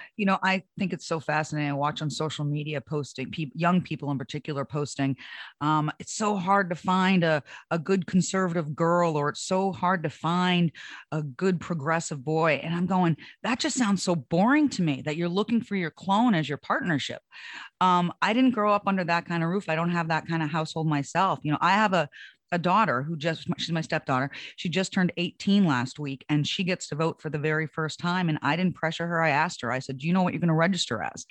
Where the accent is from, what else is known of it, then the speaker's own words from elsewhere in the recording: Hampton, New Hampshire, United States; I grew up in Hampton Beach, New Hampshire